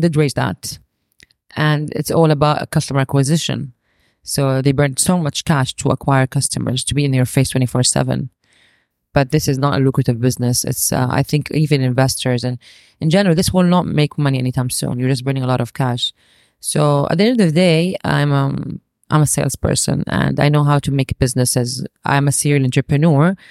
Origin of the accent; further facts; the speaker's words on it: Saudi Arabia; growing up in Saudi